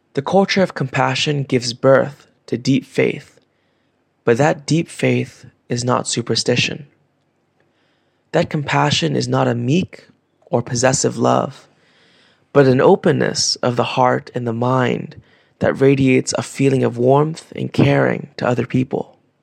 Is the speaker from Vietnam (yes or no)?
yes; Vietnam; Growing up in Vietnam